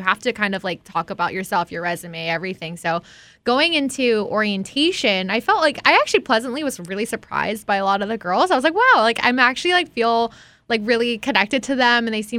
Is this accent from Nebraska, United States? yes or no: no; Hawaii, United States; growing up in Hawaii, you're not really taught to boast.